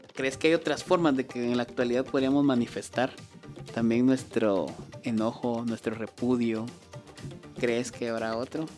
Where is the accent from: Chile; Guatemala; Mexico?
Guatemala; nosotros somos guatemaltecos